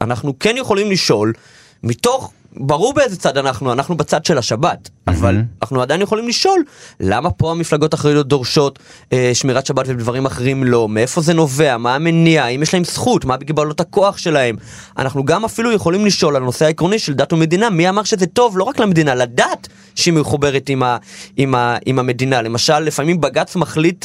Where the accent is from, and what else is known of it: Kfar Chabad, Central District, Israel; born or raised there; also born or lived in Belarus